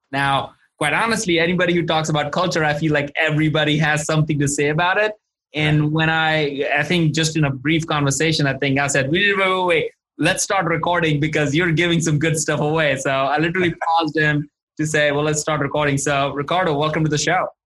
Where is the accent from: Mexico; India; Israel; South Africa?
India; moved away; I'm originally from India